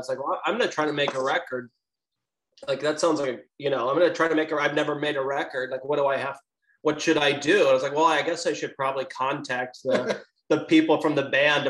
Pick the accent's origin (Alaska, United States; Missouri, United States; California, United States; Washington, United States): Missouri, United States; St. Louis; I'm from St. Louis